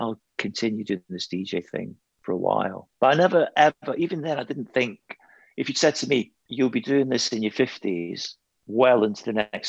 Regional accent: Scotland, United Kingdom; I'm not English. I'm Scottish

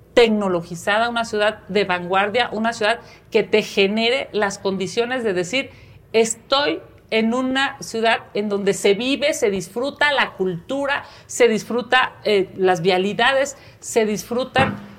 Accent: Mexico City, Mexico; soy chilanga, aquí nací, aquí he crecido, aquí he estudiado, aquí he trabajado

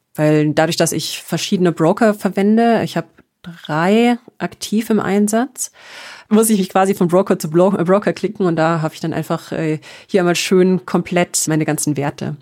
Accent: Karlsruhe, Baden-Württemberg, Germany; moved away as an adult; also born or lived in Bamberg / Nuremberg; now in Munich, Germany; ganz ursprünglich aus äh, einem kleinen Vorort von Karlsruhe

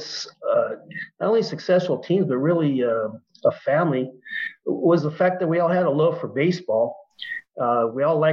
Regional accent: Montebello, California, United States; I grew up in Montebello.

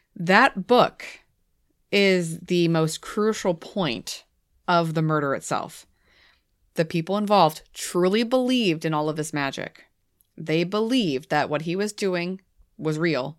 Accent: New England, United States; I'm from New England

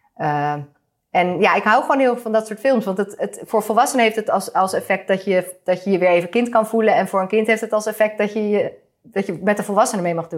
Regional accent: Netherlands

